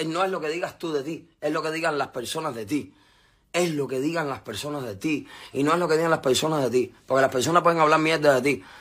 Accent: Cuba; la tendencia que está en mi país ahora

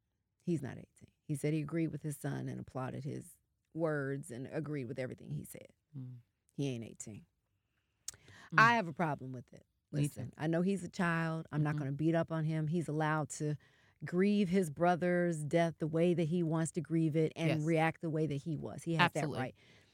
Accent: the South, United States; I'm from the South. I don't feel that way at all.

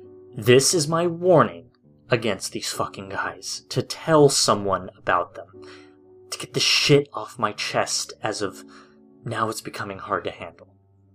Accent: Hawaii Kai, Hawaii, United States; I had moved away from my hometown of Hawaiʻikai. It's a small community on the even smaller island of Oahu, located on the ever-warm Hawaii.

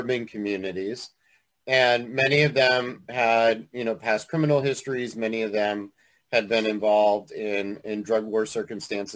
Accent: Willimantic, Connecticut, United States; I grew up in Willimantic, Connecticut.

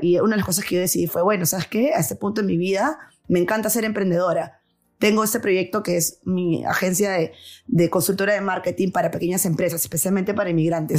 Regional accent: Peru; moved away as an adult; now in New York, United States; me daba igual ser peruana cuando vivía en Perú

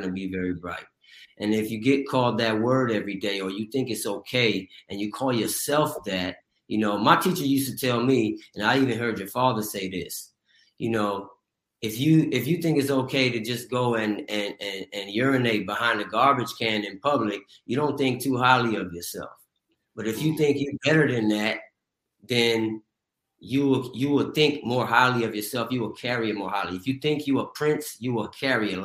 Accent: Pasadena, California, United States; where I grew up in Pasadena, California

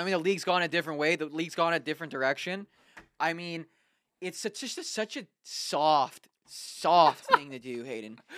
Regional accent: Canada; I'm a Canadian

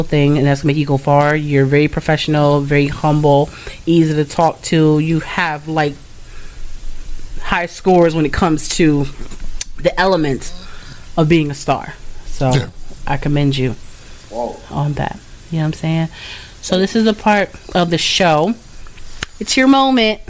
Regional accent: Connecticut, United States; I'm from Connecticut

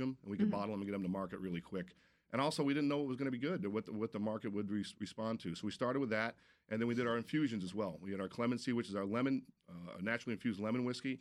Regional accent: Vermont, United States; moved away; growing up in Vermont, that's what we did.

